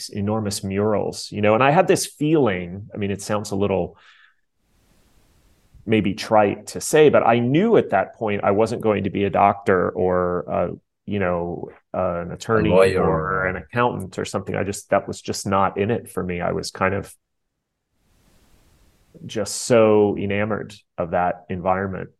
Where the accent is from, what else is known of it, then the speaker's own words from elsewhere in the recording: Pittsburgh, Pennsylvania, United States; I grew up in Pittsburgh, Pennsylvania in the early 1970s.